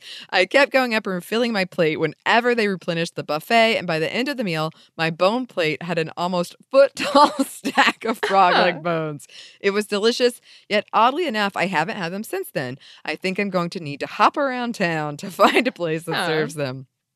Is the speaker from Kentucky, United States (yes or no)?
no; Florida, United States; Growing up in Florida, my earliest memories of the spicy speckles came from eating fried clam strips dipped in adult ketchup, aka cocktail sauce.